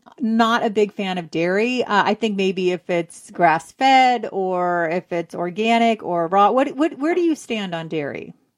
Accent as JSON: {"language": "English", "region": "California", "country": "United States", "said": "I'm Jewish too. So I'm a Jew from California. So the West Coast"}